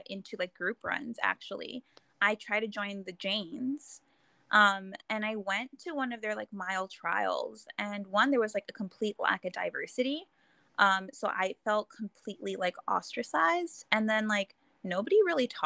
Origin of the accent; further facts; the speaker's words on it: Inglewood, California, United States; I grew up in Inglewood